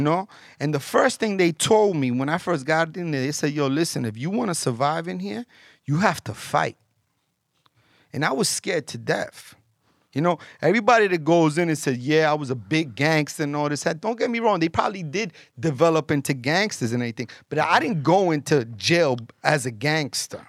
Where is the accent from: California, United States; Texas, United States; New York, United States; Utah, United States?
New York, United States; also born or lived in Colombia / Florida; I'm Colombian, so I was born in Colombia, and, um, My parents brought me here when I was, like, two years old. I went, lived in Florida, and from Florida, came and moved here to New York.